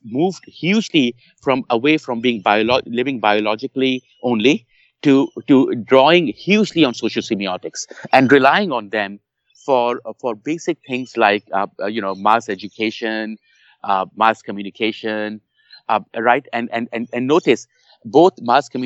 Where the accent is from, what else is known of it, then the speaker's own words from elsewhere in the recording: Pakistan; English is a second language; moved away; You know, I was born in Pakistan. I lived parts of my life in Pakistan.